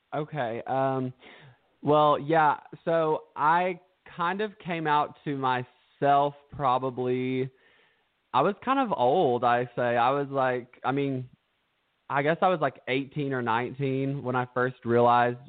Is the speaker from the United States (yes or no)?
yes; Stearns, Kentucky, United States; I'm from Stearns, Kentucky